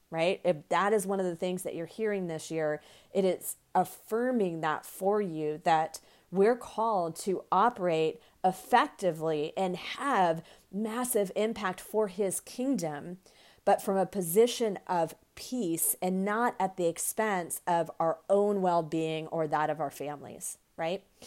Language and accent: English; United States; the United States. Um, of course, that's my, my home country